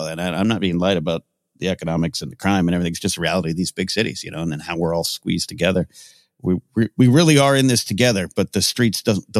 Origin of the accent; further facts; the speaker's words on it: Central Coast of California, United States; also born or lived in Orange, California; I was raised in the Central Coast of California.